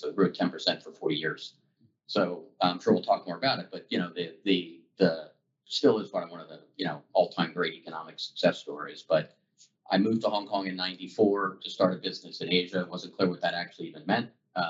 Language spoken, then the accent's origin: English; Dallas, Texas, United States; also born or lived in Colorado / New York / New Jersey / Oklahoma; I was born in Colorado. I bounced around New York, New Jersey, Oklahoma. I grew up in Texas, Dallas, went to school at UT Austin.